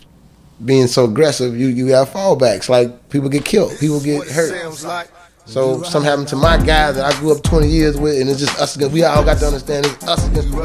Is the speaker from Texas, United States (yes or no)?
no; Chicago, Illinois, United States; I'm from Cabrini Green. Cabrini Green was a project